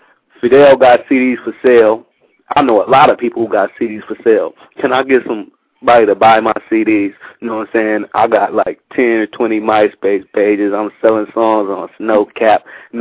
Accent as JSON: {"language": "English", "town": "Milwaukee", "region": "Wisconsin", "country": "United States", "also_born_or_lived": "California", "moved": "yes", "lives_now": "Japan", "said": "I'm from Milwaukee. I'm in Japan right now. I make music. I've been in California doing music for years."}